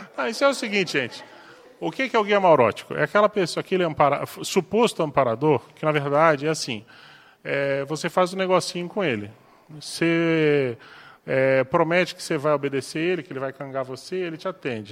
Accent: Florianópolis, Santa Catarina, Brazil; now in Foz do Iguaçu, Brazil; Florianópolis, que é minha terra

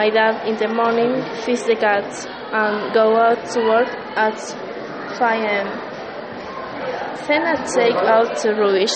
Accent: Salta, Argentina; English is a second language; I'm from Argentina.

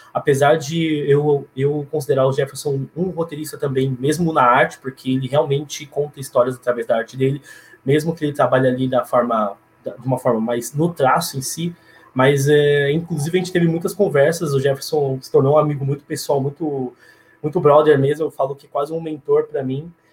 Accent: São Paulo, Brazil; eu, como paulistano, como paulista

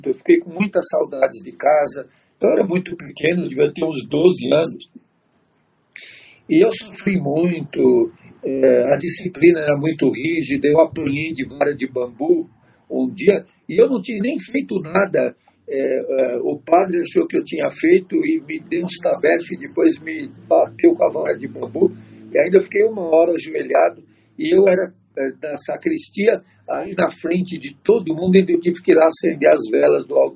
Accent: São Paulo, Brazil; also born or lived in Tatuapé, São Paulo; eu nasci aqui no Belém mesmo, no bairro do Belém

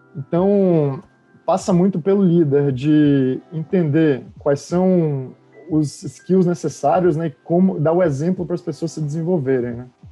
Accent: Salvador, Bahia, Brazil; moved away as an adult; also born or lived in Campinas; eu nasci na Bahia, então saí de Salvador quando tinha 18 anos.

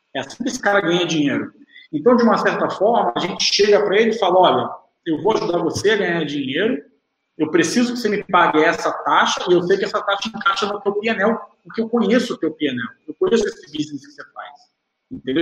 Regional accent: Rio de Janeiro, Brazil; also born or lived in São Paulo; nasci fui criado no Rio de Janeiro, estou sempre aqui em São Paulo

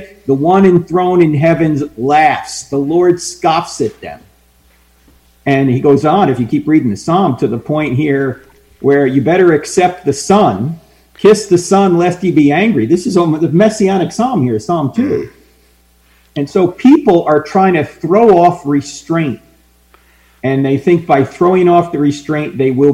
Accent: New Jersey, United States; moved away; I grew up near New York. I grew up in New Jersey.

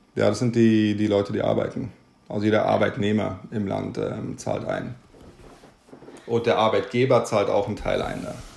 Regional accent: Munich, Bavaria, Germany; moved away as an adult; also born or lived in Amsterdam, Netherlands; now in Stockholm, Sweden; Ich komme, wie gesagt, aus Deutschland, bin in München aufgewachsen

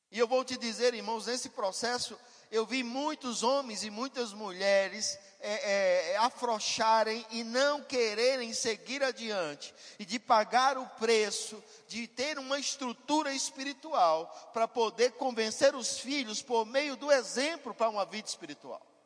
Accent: Caruaru, Pernambuco, Brazil; Nós somos do mesmo lugar, somos de Caruaru e morávamos coincidentemente em bairros vizinhos

